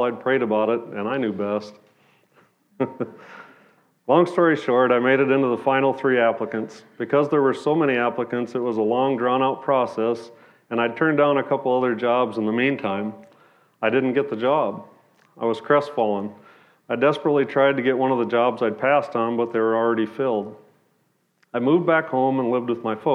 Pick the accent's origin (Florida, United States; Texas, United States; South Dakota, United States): South Dakota, United States; Sioux Falls; I grew up in Sioux Falls, South Dakota. I lived there in the same house all through high school